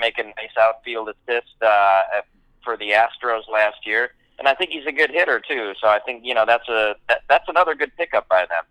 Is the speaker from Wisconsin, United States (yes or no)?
yes; Milwaukee, Wisconsin, United States; my hometown sports teams, uh, and especially the Brewers